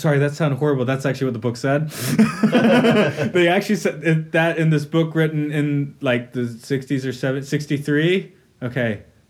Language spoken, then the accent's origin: English; United States; moved away as an adult; I'm an American. Looking at America from the outside for 10 years